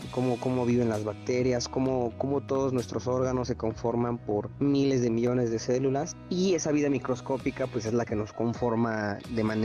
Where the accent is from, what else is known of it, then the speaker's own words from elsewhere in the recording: Argentina; Como notarán por mi tono, eh, soy de Argentina.